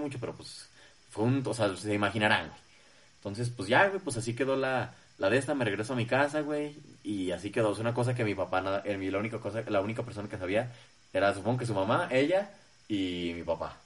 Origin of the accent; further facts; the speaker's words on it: Zacatecas, Mexico; nosotros que somos de Zacatecas